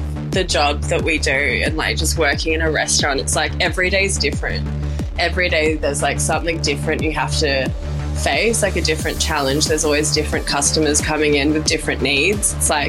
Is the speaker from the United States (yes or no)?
no; Perth, Western Australia, Australia; So I grew up in Perth, and my mum had immigrated from Japan, and my dad was working as a truck driver at the time.